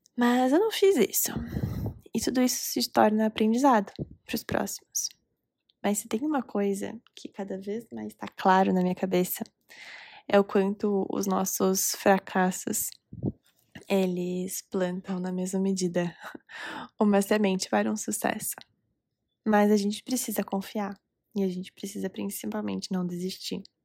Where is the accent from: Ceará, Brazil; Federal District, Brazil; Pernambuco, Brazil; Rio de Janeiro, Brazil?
Pernambuco, Brazil; Recife; now in Curitiba, Brazil; Gravando esse episódio diretamente de Recife, minha terra natal